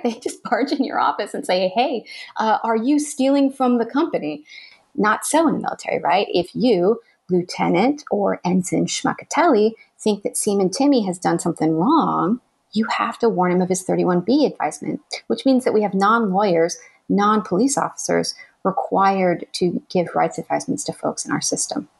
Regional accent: Arizona, United States; moved away; my home state of Arizona

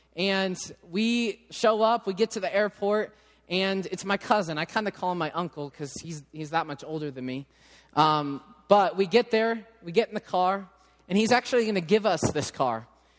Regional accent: England, United Kingdom; obviously, I'm English, they're Italian. I know I can't speak their language.

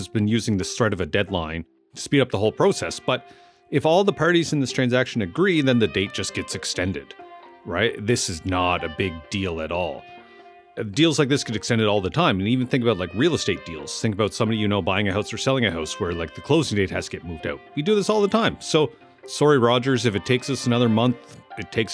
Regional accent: Amherst, Nova Scotia, Canada; moved away; When I moved back to Amherst, Nova Scotia after 15 years away

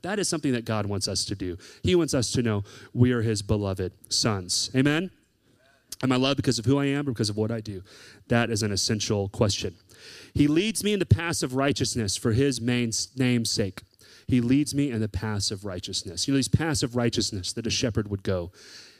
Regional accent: the South, United States; I grew up in the South

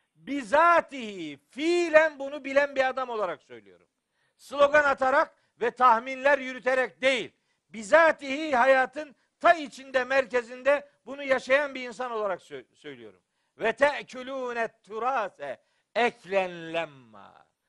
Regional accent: Eastern Black Sea, Black Sea Region, Turkey

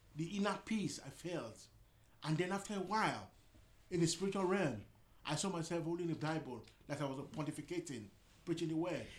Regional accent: Nigeria; moved away as an adult; now in United Kingdom; I was born in this part of the world, but I grew up in Africa, Nigeria.

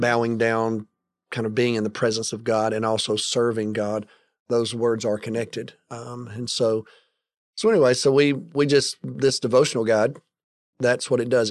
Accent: United States

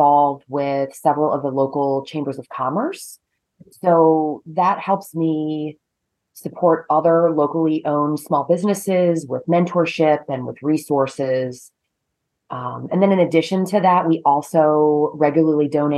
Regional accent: Maryland, United States; moved away as an adult; also born or lived in North Carolina; now in Connecticut, United States; I grew up in Maryland and proceeded to go to college in North Carolina and then came north to Connecticut

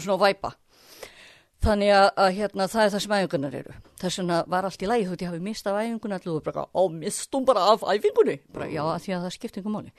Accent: Kópavogur, Capital Region, Iceland; ég er alveg upp í Kópavóinum í Östubænum

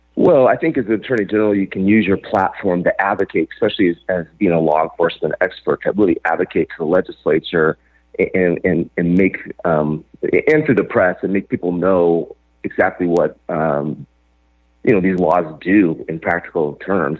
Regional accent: Joseph, Oregon, United States; my hometown of Joseph, Oregon

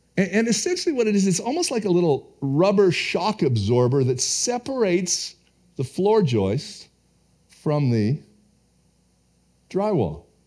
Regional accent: Canada; being a Canadian

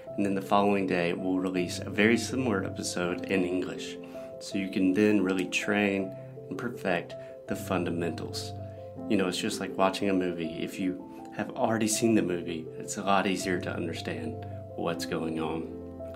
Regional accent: United States; born or raised there; moved away

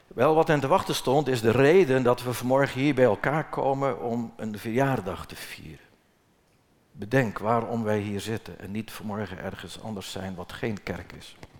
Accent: Netherlands; moved away; waar ik geboren ben. Dat is anderhalve kilometer hier verderop aan de hoofdweg, mijn geboortehuis

